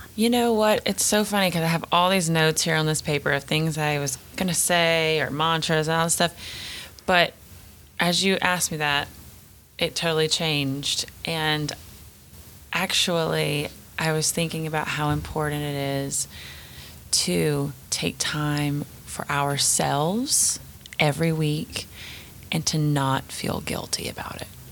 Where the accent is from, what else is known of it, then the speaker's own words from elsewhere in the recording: the South, United States; accent: southern; my southern accent's about to come out